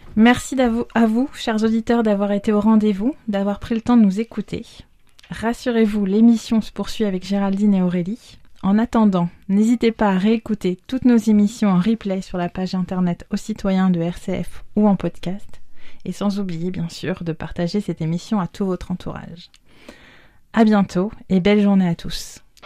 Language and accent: French; near Nantes, Pays de la Loire, France; now in Orléans, France; ma terre natale du côté de Nantes